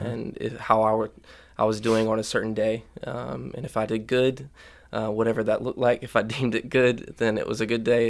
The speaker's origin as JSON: {"language": "English", "town": "Union", "country": "United States", "tie": "born or raised there", "said": "I grew up in Union."}